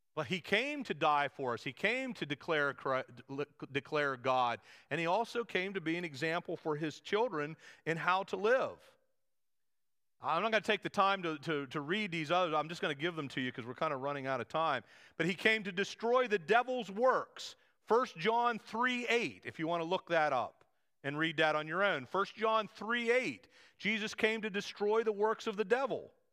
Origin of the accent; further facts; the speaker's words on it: United States